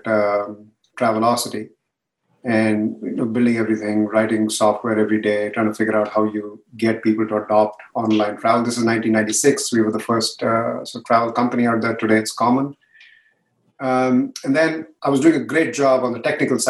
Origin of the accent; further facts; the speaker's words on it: India; now in San Jose, United States; India, even though I'm from there